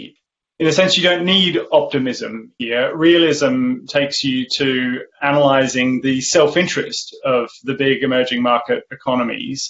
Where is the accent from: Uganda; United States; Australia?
Australia; now in Oxford, United Kingdom; I grew up in the Australian outback